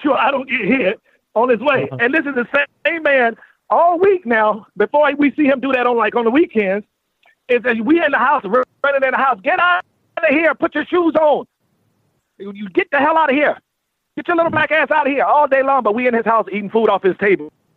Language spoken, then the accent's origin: English; North Carolina, United States; moved away; I was raised in North Carolina